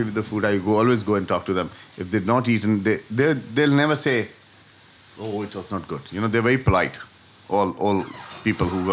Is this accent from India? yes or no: yes; Gwalior, Madhya Pradesh, India; now in Dublin, Ireland; they still have those shops in India, in Gwalior, in my hometown